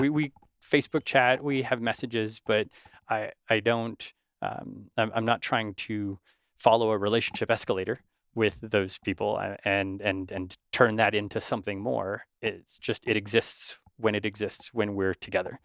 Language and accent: English; Northern California, United States; growing up in Northern California